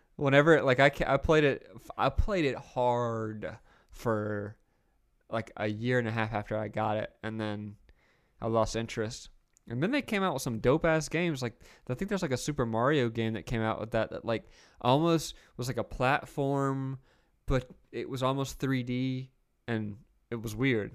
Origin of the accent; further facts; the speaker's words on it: the South, United States; I grew up in the South